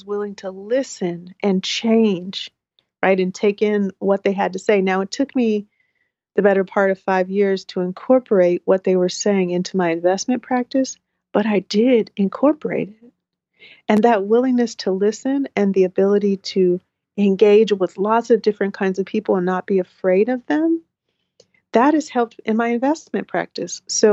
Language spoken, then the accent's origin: English; Portland, Oregon, United States; I grew up in Northeast Portland and North Portland.